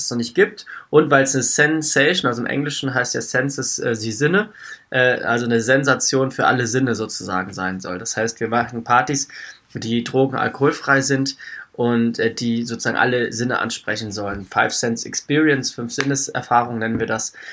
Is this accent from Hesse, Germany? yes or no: yes; Wiesbaden, Hesse, Germany; ich bin aus Hessen ursprünglich, also Wiesbadener Raum, da komme ich her.